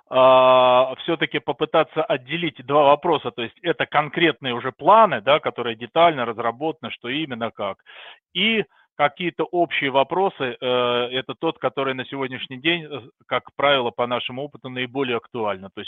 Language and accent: Russian; Saint Petersburg, Russia; now in Austria; родился и вырос в Петербурге, а потом переехал на проживания в Австрию, где сейчас, собственно говоря, и достаточно давно уже проживаю.